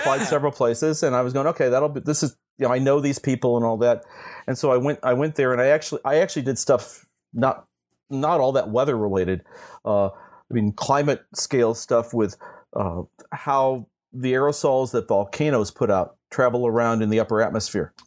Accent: St. Louis, Missouri, United States; I grew up in Saint Louis, Missouri

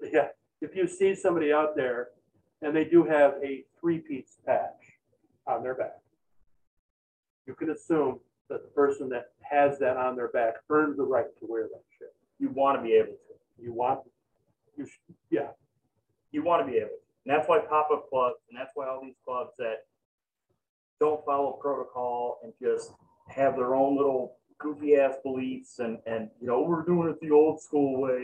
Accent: Chicago, Illinois, United States; I'm fucking from Chicago, so all convenience stores are liquor stores

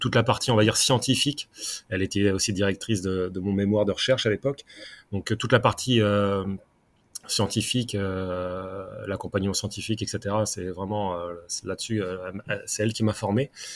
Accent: Caen, Normandy, France; moved away as an adult; also born or lived in Font-Romeu; now in Paris, France; je suis natif de Normandie, donc de Caen

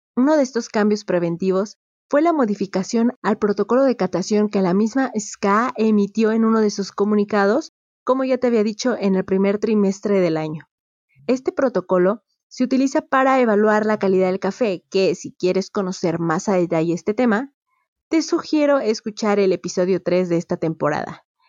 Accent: Mexico; Yo soy de México

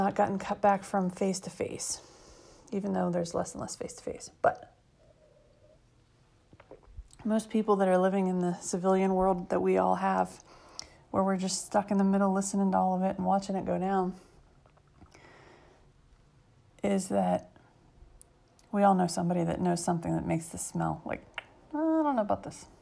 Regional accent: United States; I'm 7 generations into being American

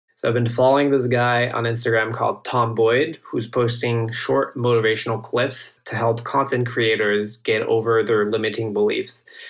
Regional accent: northeast France, France; moved away as an adult; also born or lived in Silicon Valley; I grew up in France, in the northeast of France, like a little small wine growing region

